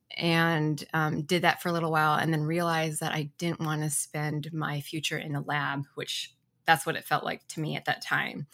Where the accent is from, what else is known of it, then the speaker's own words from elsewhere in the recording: Ann Arbor, Michigan, United States; now in Portland, Oregon, United States; I grew up in Ann Arbor, Michigan